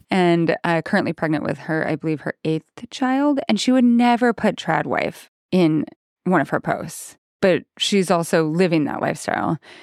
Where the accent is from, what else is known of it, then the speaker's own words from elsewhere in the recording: Idaho, United States; I grew up in Idaho